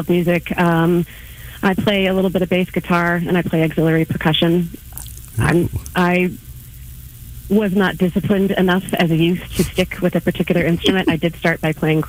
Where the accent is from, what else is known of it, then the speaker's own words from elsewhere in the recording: Kansas City, Missouri, United States; I was born and raised in Kansas City as the daughter of a firefighter and a nurse